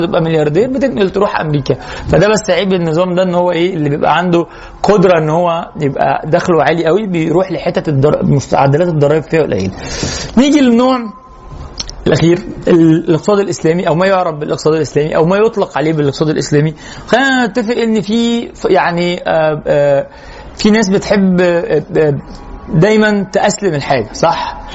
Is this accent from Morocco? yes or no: no; Egypt; احنا كمصريين